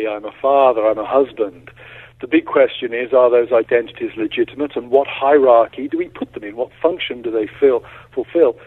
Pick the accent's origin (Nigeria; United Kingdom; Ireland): United Kingdom; now in United States; I'm a British citizen, not a U.S. citizen